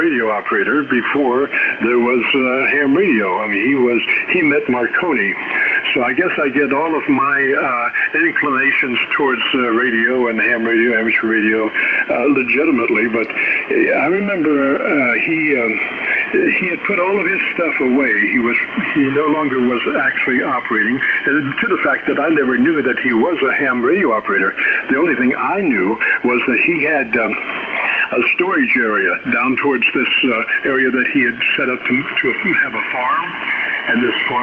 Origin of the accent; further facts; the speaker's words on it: West Palm Beach, Florida, United States; my hometown was West Palm Beach